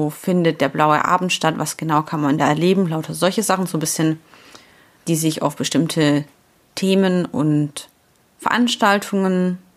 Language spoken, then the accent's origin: German; Ulm, Baden-Württemberg, Germany; now in Cologne, Germany; gebürtig komme ich aus Ulm im schönen Schwaben. Ich bin also ein waschechter Imme, wie er im Buche steht.